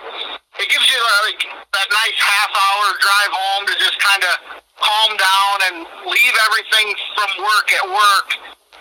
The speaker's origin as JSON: {"language": "English", "town": "Princeton", "region": "Illinois", "country": "United States", "tie": "born or raised there", "also_born_or_lived": "Ames, Iowa / Annawan, Illinois", "said": "I was born in Ames, Iowa. Lived there till I was 5, and then we moved to Annawan for like 6 months, and then I've lived in Princeton, basically Princeton, since 1984"}